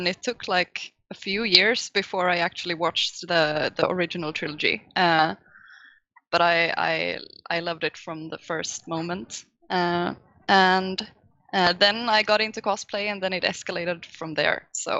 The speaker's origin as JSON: {"language": "English", "country": "Sweden", "accent": "Swedish", "second_language": "English", "said": "I'm from Sweden, so that's the accent you're hearing. I'm 32 years old. I'm a bookseller. I work at a sci-fi bookstore in Gothenburg"}